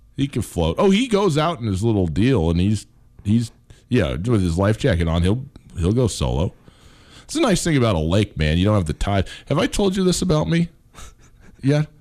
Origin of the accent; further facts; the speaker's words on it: Montana, United States; I'm from Montana